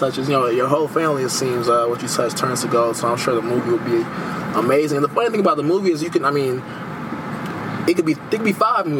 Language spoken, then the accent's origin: English; Houston, Texas, United States; I grew up in A Leaf